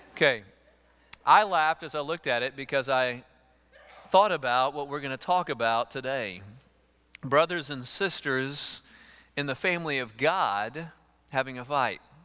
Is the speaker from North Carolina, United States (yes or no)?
no; East Texas, United States; I grew up with chickens in East Texas